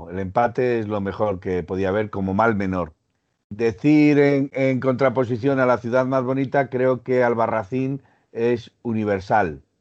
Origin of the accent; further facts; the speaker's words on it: Teruel, Aragon, Spain; Teruel es mi tierra